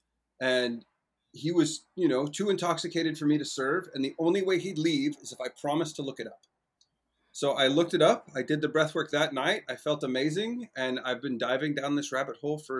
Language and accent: English; Moss Beach, California, United States; for the first decade and change of my life, I got to grow up in an amazing place called Moss Beach. It's near a town called Half Moon Bay outside of San Francisco.